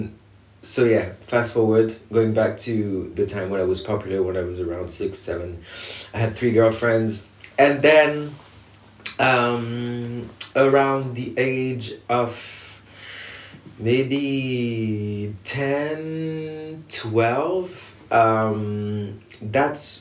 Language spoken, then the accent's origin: English; Montreuil, Île-de-France, France; I was born in Montreuil, which is like the eastern suburbs of Paris, in 87